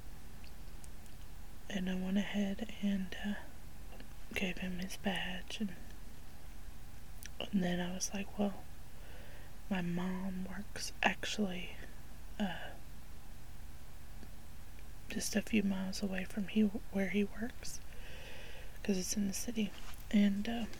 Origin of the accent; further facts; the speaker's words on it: the South, United States; I grew up in the South